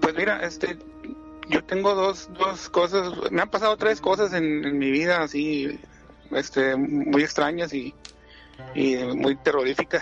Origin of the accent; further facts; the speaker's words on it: Monterrey, Nuevo León, Mexico; soy de acá de Monterrey